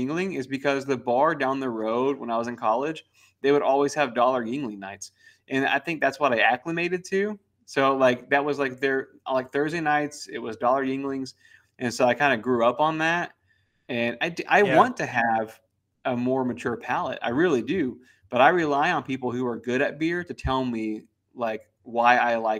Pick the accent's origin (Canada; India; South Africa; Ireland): Ireland; now in United States; People assume because I'm Irish that all I drink is Guinness